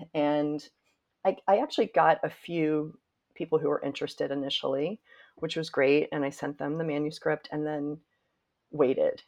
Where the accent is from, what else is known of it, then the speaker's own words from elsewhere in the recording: Winston-Salem, North Carolina, United States; moved away as an adult; now in New York, United States; as a little girl growing up in North Carolina and feeling very proud of Winston-Salem and my family